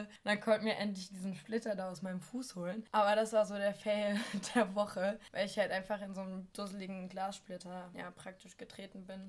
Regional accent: Northeim, Lower Saxony, Germany; ich komme ja aus so einer Kleinstadt, die kein Mensch kennt

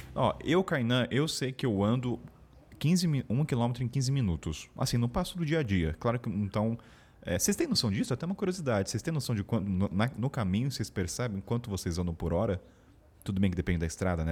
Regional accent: Taubaté, São Paulo, Brazil; sou de Taubaté

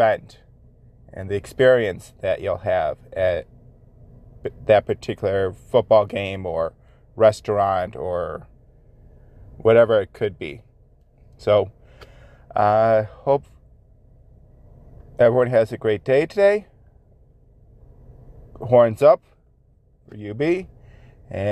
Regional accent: Buffalo, New York, United States; 716 Dad Advice, where I give advice on being a father, my hometown

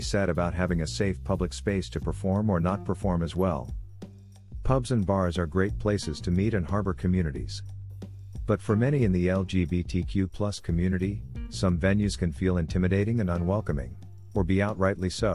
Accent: Nova Scotia, Canada; now in Victoria, Canada; Growing up in Nova Scotia, pub culture was a big part of my life

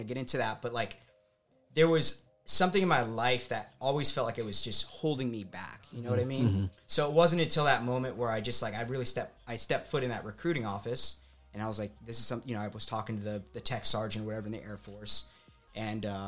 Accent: Tucson, Arizona, United States; Born and raised in Tucson, Arizona

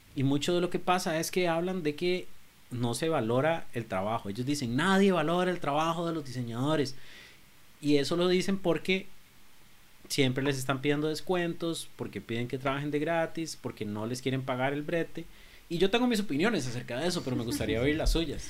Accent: Costa Rica; cómo somos como costarricenses

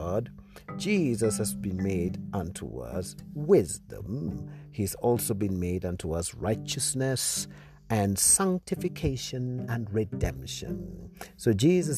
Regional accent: Nairobi, Kenya; I come from Kenya, Nairobi, Kenya

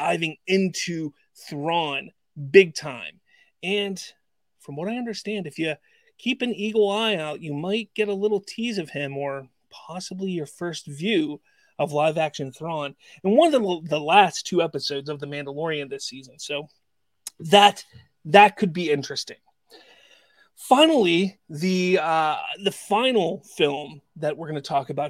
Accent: Pittsburgh, Pennsylvania, United States; my hometown of Pittsburgh

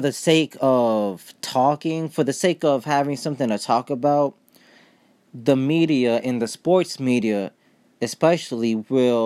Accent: Ohio, United States; moved away; I was born in Ohio

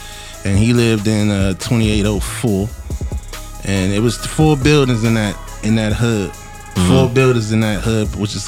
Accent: Washington, District of Columbia, United States; I'm from uptown, man. 1-4.

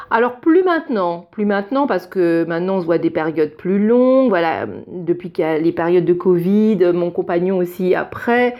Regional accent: France; moved away as an adult; now in Germany; je suis française

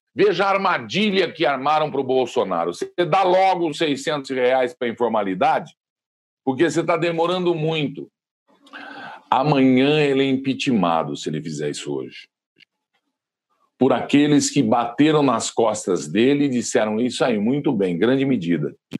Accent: Brazil; Somos brasileiros com muito orgulho

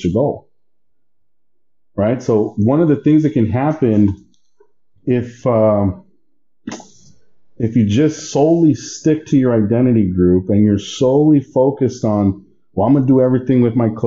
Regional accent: Texas, United States; moved away as an adult; also born or lived in Baton Rouge, Louisiana; I didn't grow up in Mexico. My parents did, but I've been in San, I was born in the United States, in Texas.

